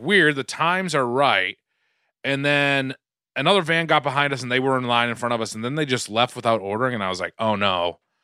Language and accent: English; Quincy, Massachusetts, United States; moved away; I grew up in Quincy, Mass